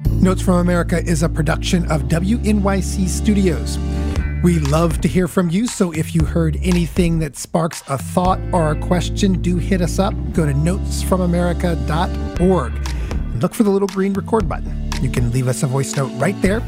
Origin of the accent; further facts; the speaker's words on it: Midwest, United States; I grew up in the Midwest